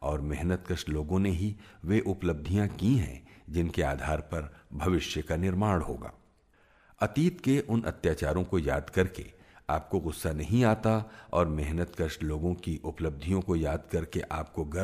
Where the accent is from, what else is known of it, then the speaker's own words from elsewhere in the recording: India; मैं मुसलमानों के घर में पैदा हुआ था लेकिन मैं खुद को न मुसलमान समझता हूँ न हिंदू मैं कहता हूं कि मैं एक आधुनिक धर्मनिरपेक्ष भारत का नागरिक हूं